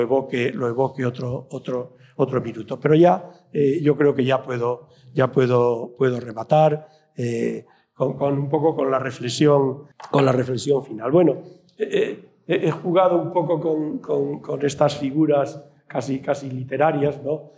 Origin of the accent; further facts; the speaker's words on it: Puente Villarente, Castile and León, Spain; cuando yo estudié el bachillerato en mi pueblo, aquí en Puente Villarente